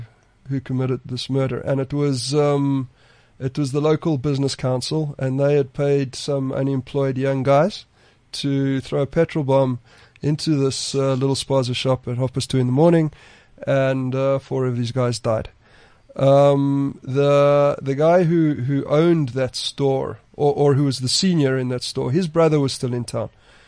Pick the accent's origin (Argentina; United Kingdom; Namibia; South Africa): South Africa; as a South African journalist and an African journalist